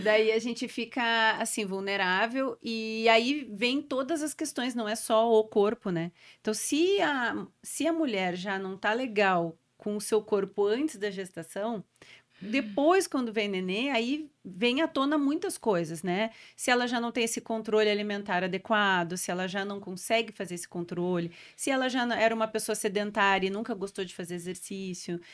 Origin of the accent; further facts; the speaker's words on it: Porto Alegre, Rio Grande do Sul, Brazil; also born or lived in São Paulo; A gente é do Rio Grande do Sul, eu sou de Porto Alegre